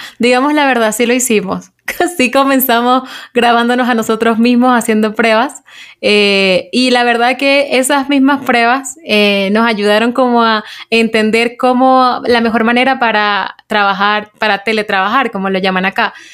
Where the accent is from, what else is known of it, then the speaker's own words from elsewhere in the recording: Maracaibo, Zulia, Venezuela; moved away as an adult; now in Bogotá, Colombia; yo vengo de Maracaibo